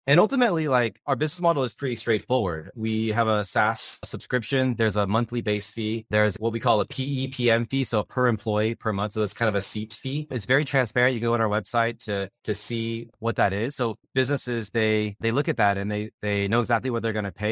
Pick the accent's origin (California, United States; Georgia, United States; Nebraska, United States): California, United States; Upland; I was born and raised in Southern California